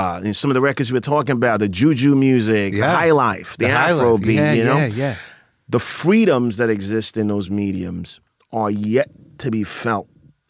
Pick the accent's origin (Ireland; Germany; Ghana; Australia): Ghana; Accra, Greater Accra; moved away; So I grew up in Accra.